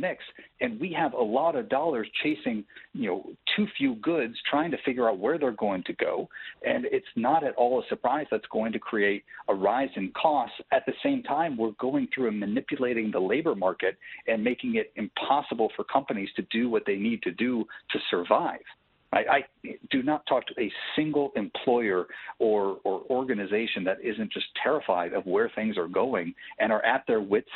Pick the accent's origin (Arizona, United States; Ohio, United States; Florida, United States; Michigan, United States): Michigan, United States; I'm from Michigan.